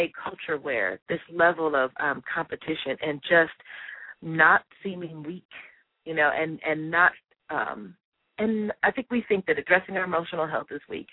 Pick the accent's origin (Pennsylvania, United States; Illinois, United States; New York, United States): Illinois, United States; Chicago; I'm from Chicago